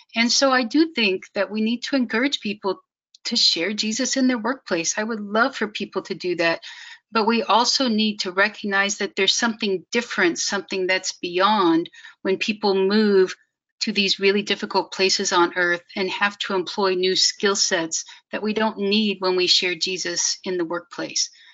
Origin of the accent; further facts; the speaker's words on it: Kansas City, Missouri, United States; moved away as an adult; also born or lived in China Afghanistan border; I grew up in Kansas City, which is mostly in Missouri